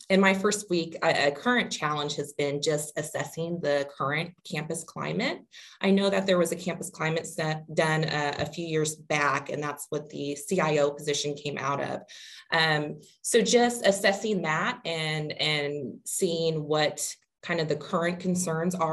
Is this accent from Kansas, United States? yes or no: yes; Wichita, Kansas, United States; am originally from Wichita, Kansas, so not far from here. Um, born and raised, I um, completed my bachelor's degree at Wichita State